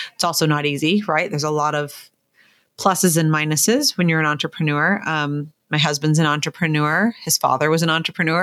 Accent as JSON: {"language": "English", "town": "Malibu", "region": "California", "country": "United States", "tie": "born or raised there", "also_born_or_lived": "Ohio", "said": "growing up in Malibu"}